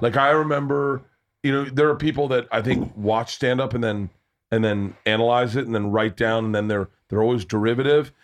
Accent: Tampa, Florida, United States; moved away; I grew up in Tampa

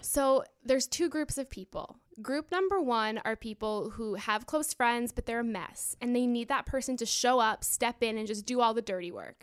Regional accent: Florida, United States; I'm from Florida

